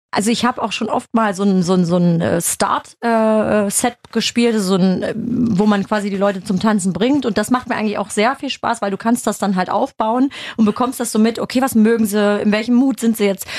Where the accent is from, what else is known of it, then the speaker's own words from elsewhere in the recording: Germany; bei uns in Deutschland